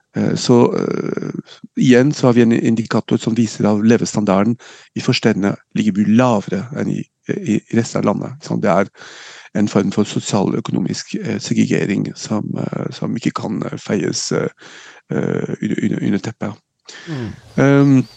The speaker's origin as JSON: {"language": "Norwegian", "town": "Nice", "region": "Provence-Alpes-Côte d'Azur", "country": "France", "tie": "born or raised there", "moved": "yes", "lives_now": "Norway", "said": "jeg er født og oppvokst i Frankrike, født og oppvokst i, i NIS"}